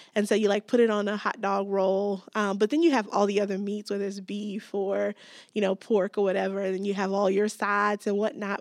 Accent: Gary, Indiana, United States; moved away as an adult; also born or lived in South Africa; I grew up in Gary, Indiana, just outside of Chicago

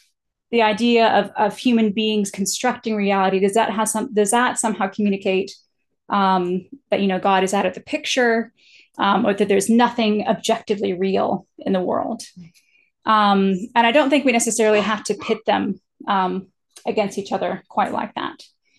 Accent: Japan; as an American, I'm socialized into the idea that eye contact communicates, you know, confidence, respect, engagement. But when I grew up in Japan, it's actually extremely disrespectful to make sort of intensive eye contact with somebody

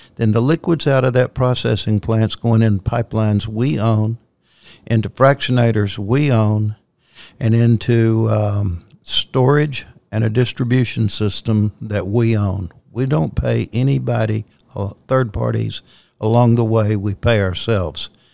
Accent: Louisiana, United States; moved away; I grew up in Louisiana

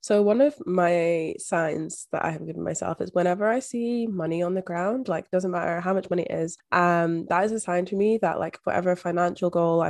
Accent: Scotland, United Kingdom; moved away as an adult; now in Australia; I was moving overseas from Scotland to Australia by myself.

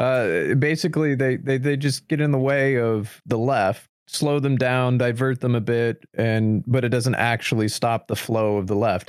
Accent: United States; as an American

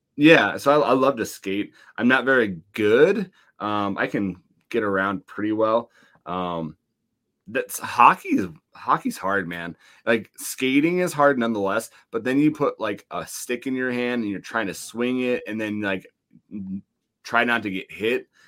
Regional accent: Laurel, Montana, United States; my hometown of Laurel, Montana

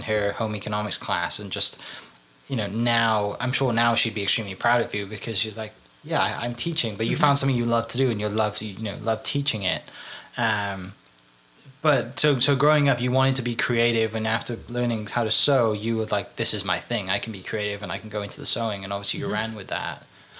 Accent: Tuttle, Oklahoma, United States; growing up in Tuttle, kind of rural, on, you know, kind of in that environment, kind of being, like I said, you know, growing up like a bit of a farm girl and doing stuff there

